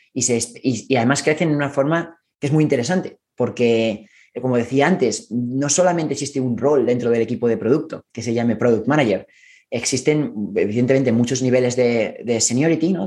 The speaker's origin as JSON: {"language": "Spanish", "country": "Spain", "moved": "as an adult", "lives_now": "San Francisco, United States", "said": "Yo soy originalmente de España"}